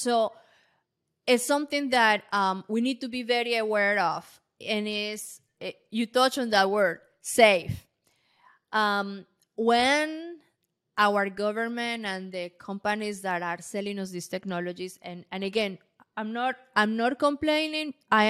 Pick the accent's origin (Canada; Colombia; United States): Colombia; English is a second language; I am from Colombia, and many places they don't have electricity.